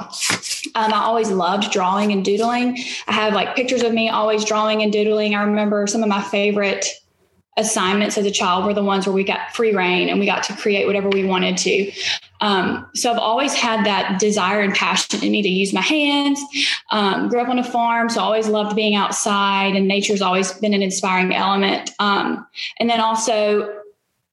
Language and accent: English; Opelika, Alabama, United States; now in Jackson, United States; I'm originally from Alabama, east central part of the state. Opelika is outside of Auburn, and I grew up on a farm